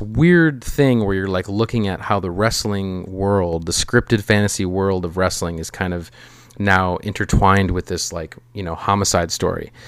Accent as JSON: {"language": "English", "region": "Minnesota", "country": "United States", "said": "as a Minnesotan"}